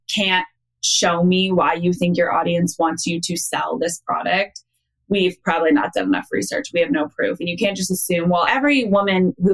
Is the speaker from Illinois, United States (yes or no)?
no; Iowa, United States; I'm from Iowa